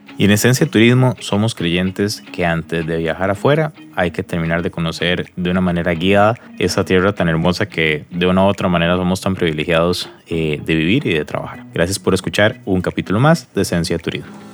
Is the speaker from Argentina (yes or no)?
no; Costa Rica; uno como costarricense